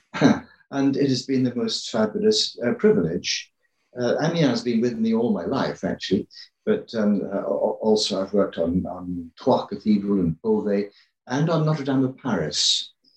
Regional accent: England, United Kingdom; I grew up in England

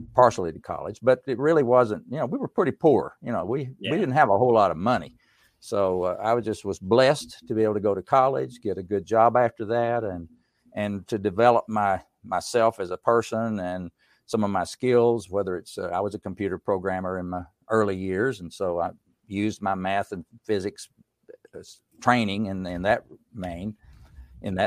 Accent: Erwin, Tennessee, United States; now in Winston-Salem, United States; in the mountains of East Tennessee, I grew up in Unicoi County. The whole county didn't have but like 13,000 people. And the town of Irwin, Tennessee

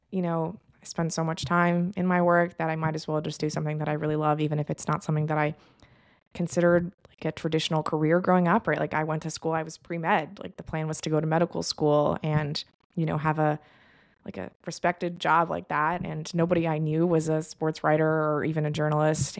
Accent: Los Angeles, California, United States; My parents moved to L A right around the time of the Showtime Lakers

